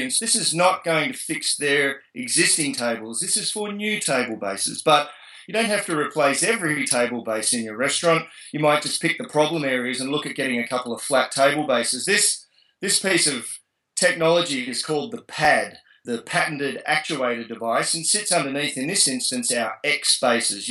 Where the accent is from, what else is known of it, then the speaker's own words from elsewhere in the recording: Australia; moved away as an adult; now in United States; I'm an Australian person that comes from a tourism background, but I've been out here now for 6 years